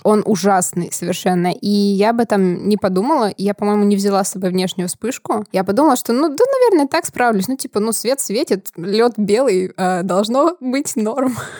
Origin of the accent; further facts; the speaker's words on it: Prokopyevsk, Kemerovo Oblast, Russia; я из Сибири, я из города Прокопьевска